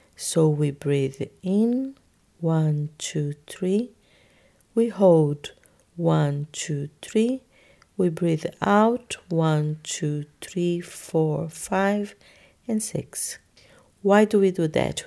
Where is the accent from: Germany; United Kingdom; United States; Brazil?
Brazil; moved away; I am from Brazil